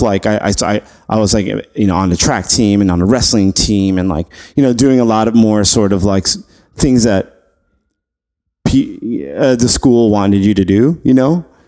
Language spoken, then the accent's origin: English; New York City, New York, United States; also born or lived in LaGrangeville, New York / Poughkeepsie, New York; I grew up in Flushing, Queens